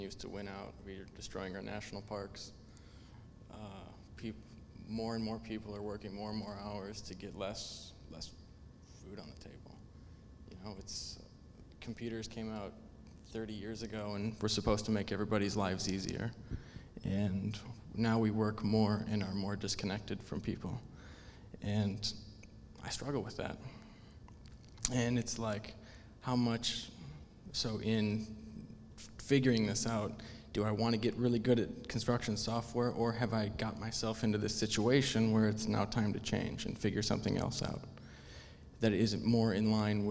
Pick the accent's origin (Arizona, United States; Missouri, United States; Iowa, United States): Iowa, United States; I'm from Iowa. We're all passionate about corn